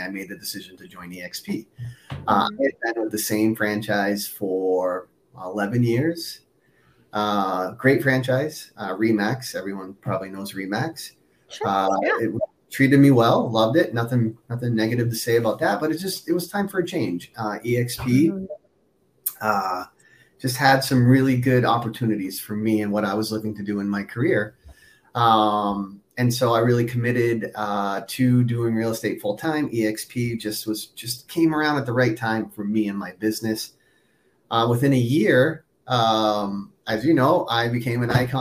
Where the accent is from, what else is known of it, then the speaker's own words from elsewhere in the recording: Boston, Massachusetts, United States; moved away as an adult; now in Minneapolis, United States; I'm actually originally from the East Coast. I'm in the Boston area. I currently live in Minnesota, though, in Minneapolis.